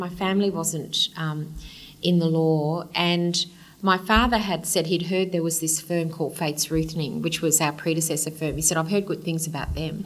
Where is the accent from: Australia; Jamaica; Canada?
Australia; Kingaroy, Queensland; also born or lived in Brisbane; I was born in Kingaroy, okay. Peanut Country. Grew up there, stayed in Kingaroy until I was in grade six, and then we moved down to Brisbane.